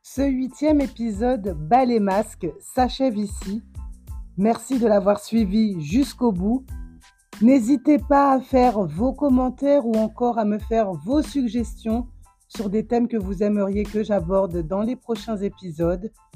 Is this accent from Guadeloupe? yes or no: yes; Guadeloupe; ici chez moi en Guadeloupe